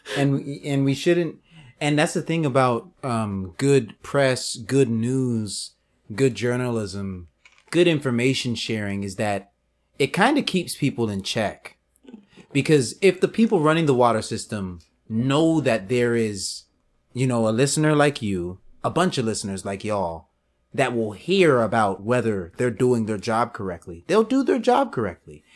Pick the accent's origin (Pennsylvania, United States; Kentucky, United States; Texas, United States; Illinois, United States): Texas, United States; Houston; I'm a Richmond guy, you're a Sharpstown guy, but we're both from Houston